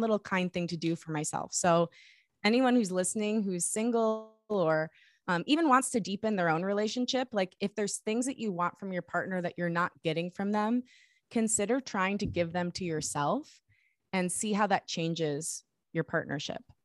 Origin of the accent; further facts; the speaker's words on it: Michigan, United States; I grew up in Michigan